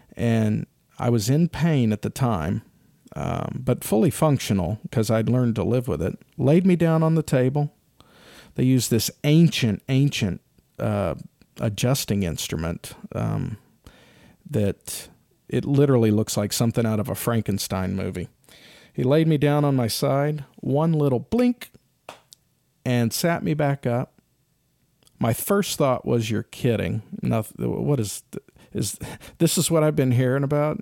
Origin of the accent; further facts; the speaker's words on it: Kennesaw, Georgia, United States; I grew up in Kennesaw, Georgia